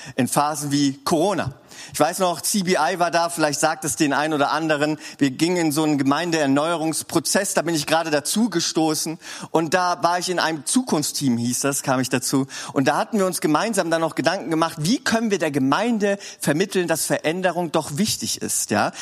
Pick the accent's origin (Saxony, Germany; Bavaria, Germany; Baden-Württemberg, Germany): Baden-Württemberg, Germany; Swabia; als Schwabe